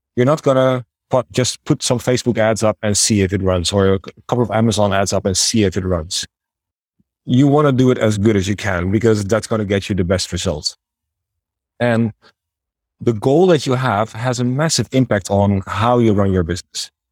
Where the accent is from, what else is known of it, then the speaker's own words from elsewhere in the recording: Netherlands; accent: Dutch; moved away as an adult; also born or lived in China / Thailand; now in Budapest, Hungary; As you can probably tell by my name and my accent, I am Dutch